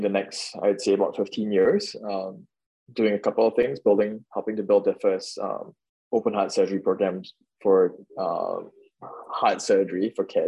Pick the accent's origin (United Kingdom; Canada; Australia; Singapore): Singapore; moved away; I'm originally from Singapore, grew up really middle class